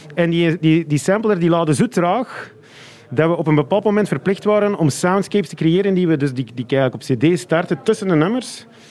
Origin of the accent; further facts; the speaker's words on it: Flanders, Belgium; als Vlaming met de voeten in de klei